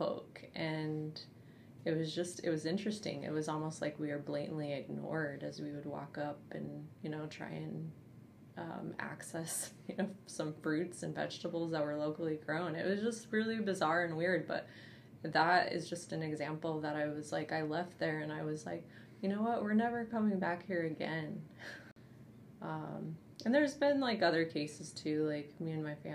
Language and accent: English; South Dakota, United States; I grew up in South Dakota where, you know, it's racism exists daily, all the time